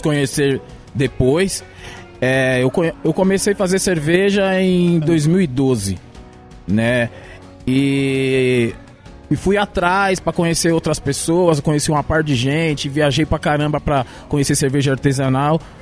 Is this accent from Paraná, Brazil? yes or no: no; São Paulo, Brazil; E eu sou do último, do último bairro da Zona Leste, que chama ah, Cidade